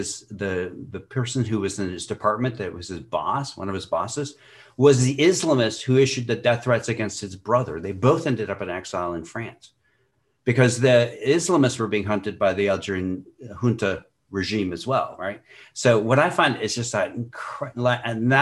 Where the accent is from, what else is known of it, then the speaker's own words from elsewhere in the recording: Montana, United States; I grew up in Montana where there were survivalists in the 70s